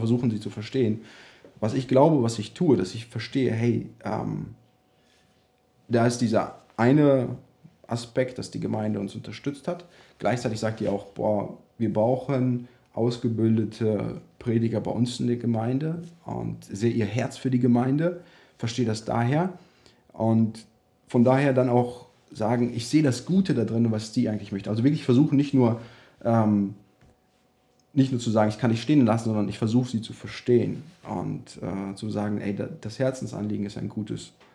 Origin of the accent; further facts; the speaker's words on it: Germany; moved away; also born or lived in United States; dass wir zurück nach Deutschland kommen